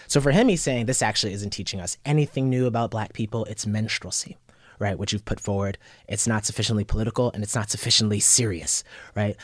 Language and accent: English; Yonkers, New York, United States; also born or lived in Bronx, New York; I was born in the Bronx, grew up in uh, South Yonkers